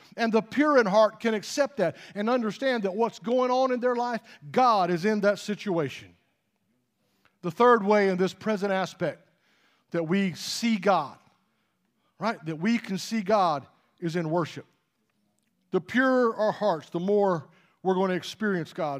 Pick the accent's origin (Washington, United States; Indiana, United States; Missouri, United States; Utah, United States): Utah, United States; moved away; I grew up out in Utah for a long time